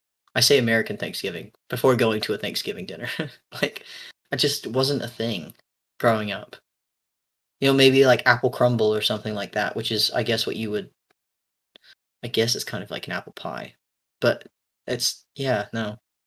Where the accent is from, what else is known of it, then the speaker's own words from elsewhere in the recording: England, United Kingdom; moved away; my family is English. We moved here from England in 2001.